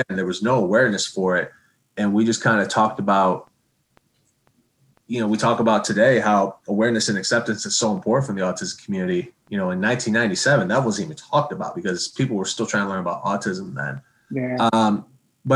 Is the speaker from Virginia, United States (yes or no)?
no; Okemos, Michigan, United States; Okemos as a good example where I grew up, my hometown